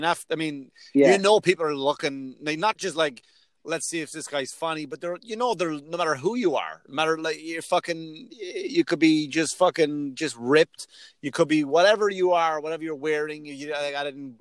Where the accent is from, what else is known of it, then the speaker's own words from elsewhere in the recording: Ireland; moved away; I'm Irish